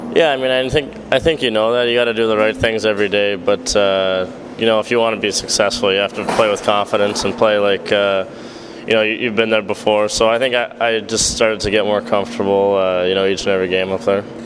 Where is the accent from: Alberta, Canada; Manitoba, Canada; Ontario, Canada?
Alberta, Canada; Edmonton; I'm being from Edmonton